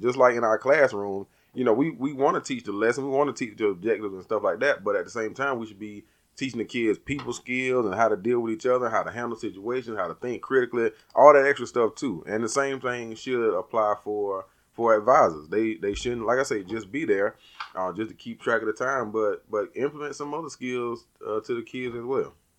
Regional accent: the South, United States; We're from the South

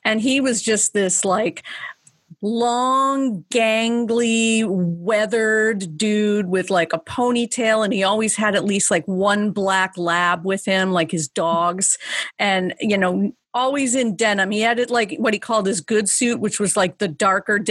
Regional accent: East Coast, United States; also born or lived in Pasco County, Florida; I grew up on the East Coast, but I spent 4 years down in Pasco County, Florida

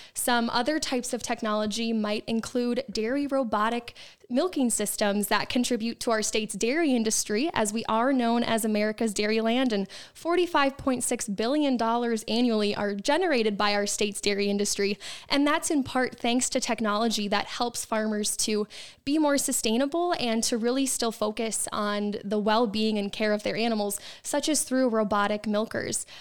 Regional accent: Wisconsin, United States; my hometown of Point Neck, Wisconsin

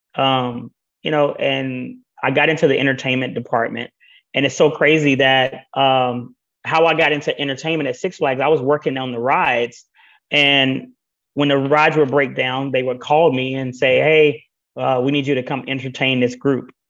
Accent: Greenville, Texas, United States; my hometown in Greenville, Texas

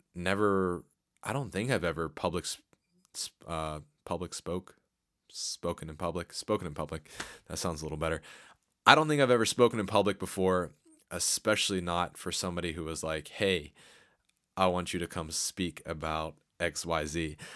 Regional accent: Harrisburg, Pennsylvania, United States; my hometown of uh, Harrisburg

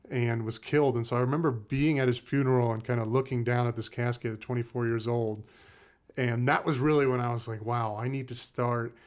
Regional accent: Cape Cod, Massachusetts, United States; moved away as an adult; also born or lived in Brooklyn, New York / Maine; Grew up in Cape Cod, Massachusetts

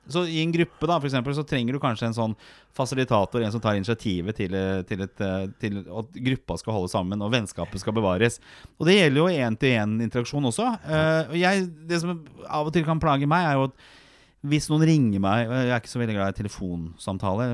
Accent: Oslo, Norway; Jeg vokste opp på Torshov i Oslo

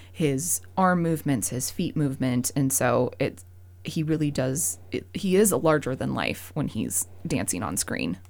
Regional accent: Fairfield, Montana, United States; also born or lived in Missoula, Montana; now in Great Falls, United States; was born and raised a, around in this area. I'm from Fairfield

